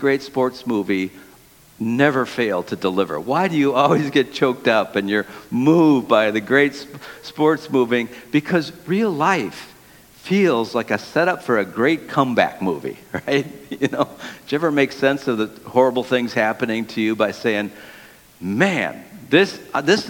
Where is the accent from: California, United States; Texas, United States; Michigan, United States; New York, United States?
Michigan, United States; Detroit; I grew up in the city of Detroit